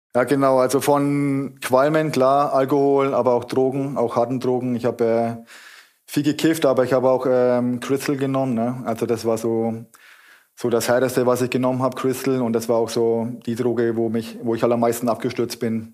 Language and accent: German; Kulmbach, Bavaria, Germany; now in Wuppertal, Germany; ich komme aus Kulmbach.